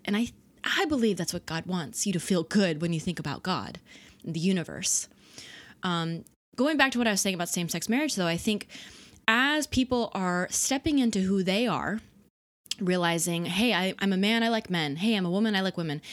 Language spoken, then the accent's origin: English; Dallas, Texas, United States; I was raised in the South. Dallas, Texas